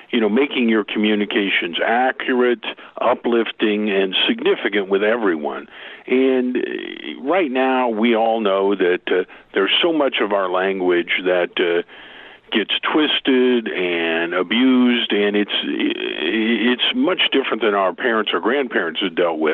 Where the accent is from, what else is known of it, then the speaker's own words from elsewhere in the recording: Oklahoma, United States; I'm from Oklahoma.